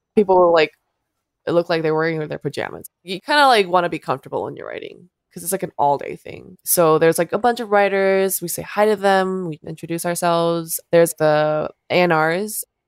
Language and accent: English; South Korea; moved away; I was born and raised in Korea